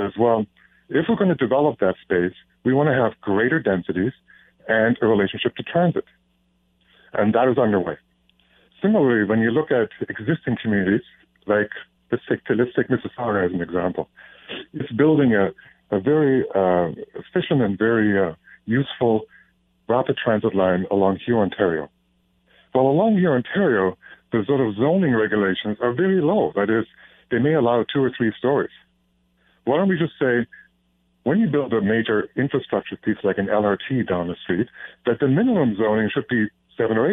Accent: Germany; now in Canada; my home country of Germany

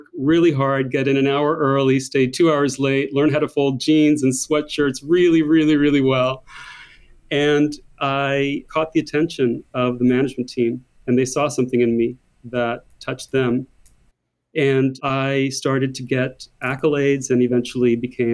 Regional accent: United States; accent: thick American; moved away as an adult; now in Paris, France; as an American living in Paris

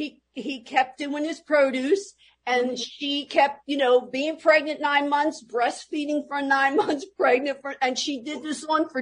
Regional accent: Philadelphia, Pennsylvania, United States; Well, Philadelphia was great, and that's when they all came. If they even landed at Ellis Island, they all came that following day right here to Philadelphia, South Philadelphia, and that's where the entire family lived.

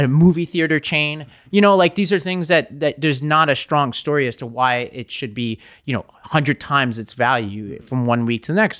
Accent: New York City, New York, United States; I'm from Staten Island

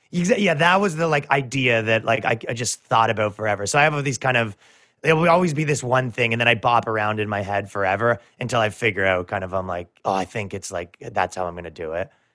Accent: Canada; moved away; I come from Canada

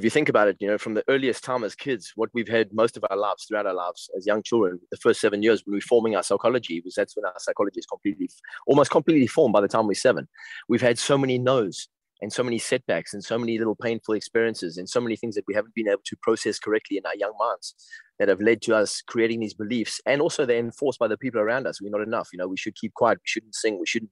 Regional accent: South Africa; also born or lived in West London; now in London, United Kingdom; one of my best friends that I grew up with in South Africa

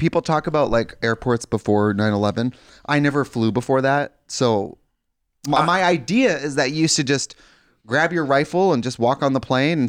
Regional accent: Wisconsin, United States; I'm from Wisconsin.

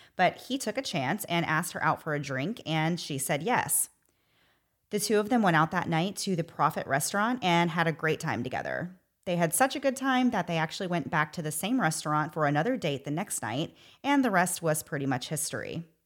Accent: United States; As an American

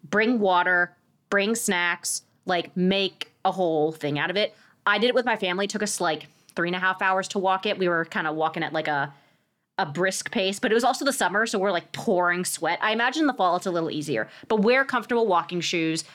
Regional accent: Bethesda, Maryland, United States; I grew up in Bethesda

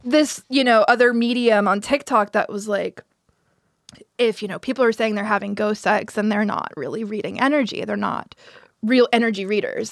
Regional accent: Pensacola, Florida, United States; born or raised there

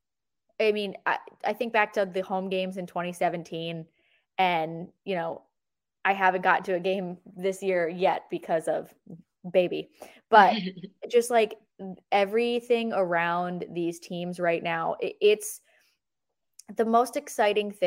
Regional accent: Philadelphia, Pennsylvania, United States

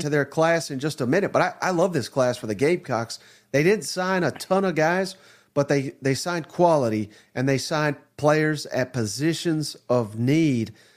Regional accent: Nashville, Tennessee, United States; my hometown, Nashville, Tennessee

